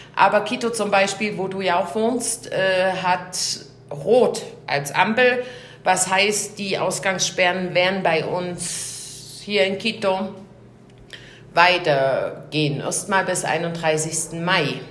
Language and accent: German; Germany; wir als Deutsche